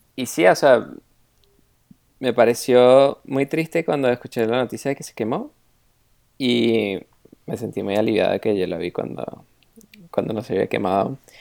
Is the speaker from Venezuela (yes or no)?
yes; Venezuela; moved away; cuando estaba en Venezuela